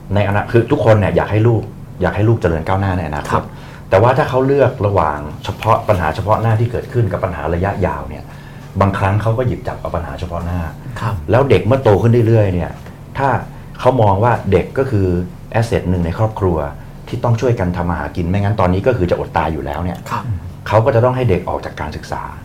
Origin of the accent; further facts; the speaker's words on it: Bangkok, Thailand; เราเป็นคนกรุงเทพ